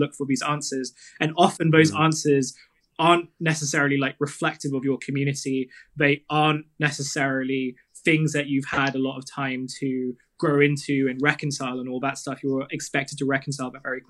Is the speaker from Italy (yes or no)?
no; Kent and Southeast London, South East England, United Kingdom; I grew up in Kent and Southeast London